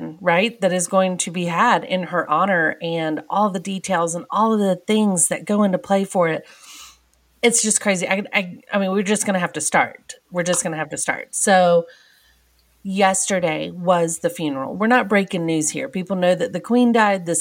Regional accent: United States; We are American

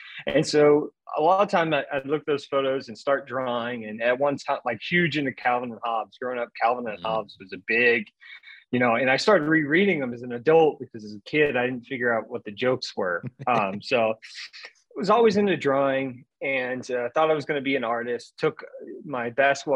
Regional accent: Central Illinois, United States; moved away as an adult; now in Louisville, United States; I grew up in Central Illinois, small farming community, small town

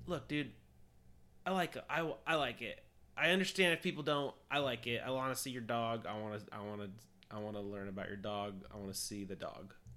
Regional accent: United States; we're American

